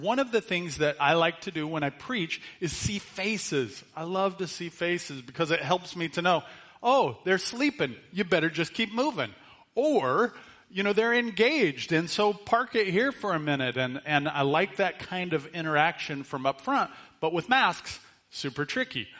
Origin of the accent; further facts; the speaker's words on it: United States; we're American citizens